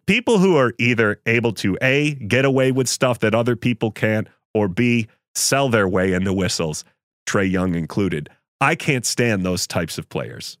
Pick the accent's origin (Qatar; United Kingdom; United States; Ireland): United States; Buffalo, New York; I grew up in Buffalo